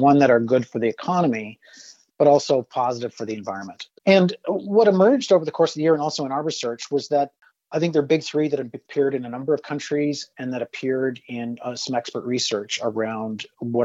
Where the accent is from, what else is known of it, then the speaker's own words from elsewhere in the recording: Saskatchewan, Canada; I'm from Saskatchewan